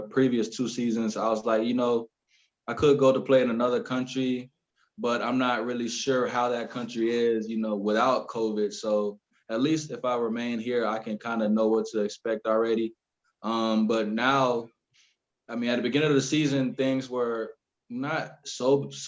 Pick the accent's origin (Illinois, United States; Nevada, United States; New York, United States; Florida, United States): Florida, United States; Orlando; also born or lived in Columbus, Georgia; originally I was born in Columbus, Georgia, not such a big city. And then shortly after that, I moved to Florida, Orlando, Florida